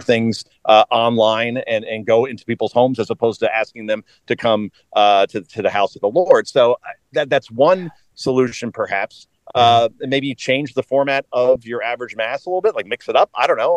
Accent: Wyckoff, New Jersey, United States; also born or lived in Hoboken, New Jersey; Wyckoff is where I'm from. I, I lived in Hoboken for many years

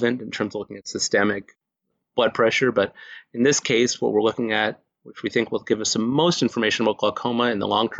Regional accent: Houston, Texas, United States; moved away as an adult; now in Maryland, United States; I grew up in Houston, Texas

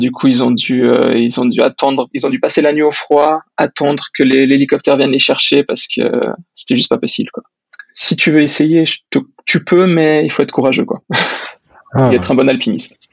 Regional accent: Switzerland; j'ai 26 ans et je viens de Suisse.

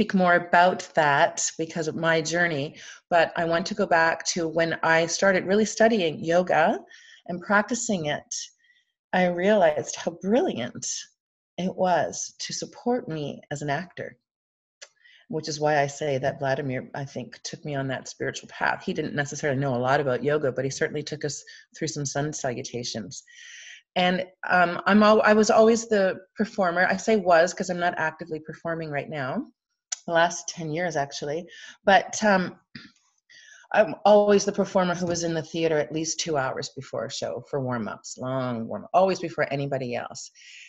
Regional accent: Ireland; But I'm Irish, so my stories can wind

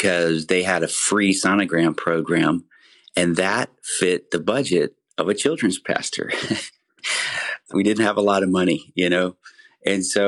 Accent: Central Texas, United States; I grew up here in Central Texas and had a great childhood

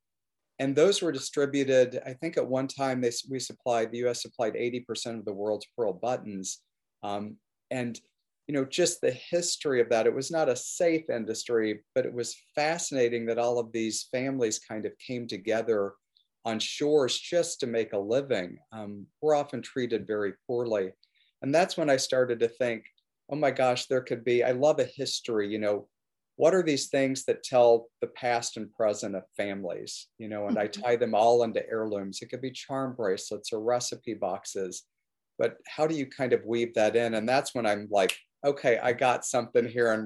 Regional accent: the Ozarks, United States; moved away as an adult; also born or lived in Chicago / St. Louis / Cedartown, Georgia; now in Saugatuck, United States; I was born and raised in the Ozarks

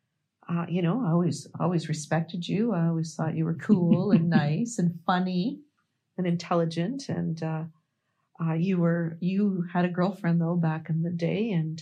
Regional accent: Toronto, Ontario, Canada; I'm from Toronto, actually, Ontario, Canada. That's where I'm from

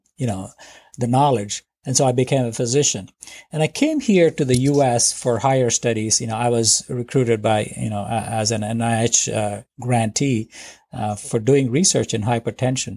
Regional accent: India; moved away as an adult; now in United States; I grew up in India

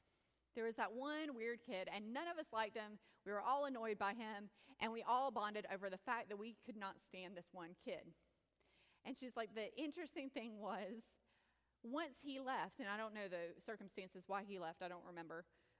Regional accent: Indian Trail, North Carolina, United States; And oh yes, I'm from Indian Trail.

